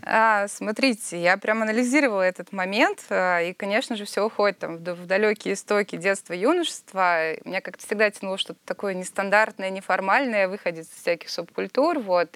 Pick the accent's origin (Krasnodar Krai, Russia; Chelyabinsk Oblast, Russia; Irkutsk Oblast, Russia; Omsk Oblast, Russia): Krasnodar Krai, Russia; Sochi; я из Сочи